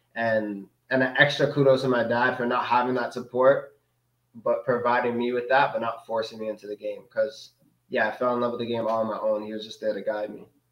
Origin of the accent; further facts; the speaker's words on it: Canada; also born or lived in Denmark; like I'm black mm. from Canada